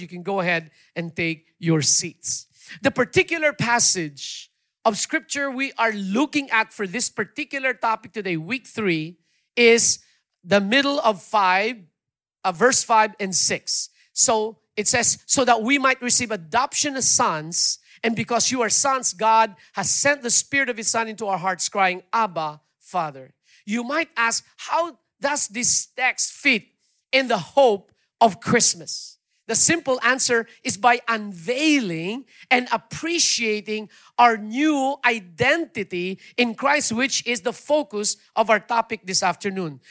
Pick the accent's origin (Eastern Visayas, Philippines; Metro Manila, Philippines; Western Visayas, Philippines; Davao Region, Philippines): Western Visayas, Philippines; Iloilo City; moved away; I'm from Iloilo myself